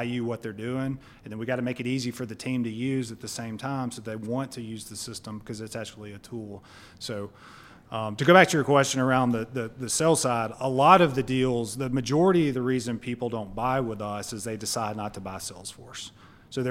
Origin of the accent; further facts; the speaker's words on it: Clay, Alabama, United States; also born or lived in Birmingham, Alabama; I grew up in Clay, Alabama.